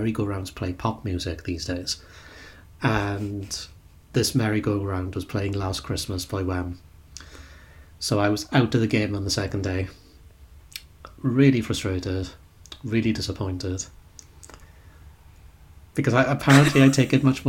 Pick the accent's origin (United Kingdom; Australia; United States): United Kingdom